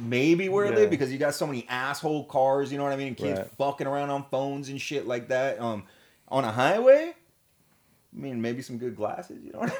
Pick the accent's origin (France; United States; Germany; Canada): Germany; Like, growing up in Germany, because old man was stationed out there.